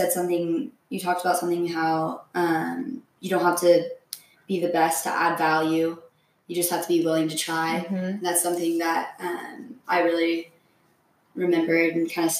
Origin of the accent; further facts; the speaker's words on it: Bellevue, Washington, United States; also born or lived in San Luis Obispo, California; I grew up here in Bellevue